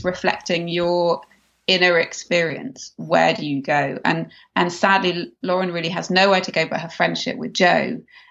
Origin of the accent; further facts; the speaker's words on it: England, United Kingdom; moved away as an adult; now in Los Angeles, United States; growing up in England as a child, I devoured Enid Blyton books